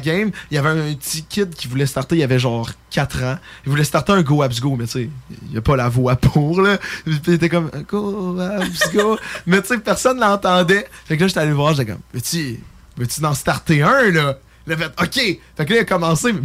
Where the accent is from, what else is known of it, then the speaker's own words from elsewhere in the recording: Lévis, Quebec, Canada; Je suis gay et je viens de Lévis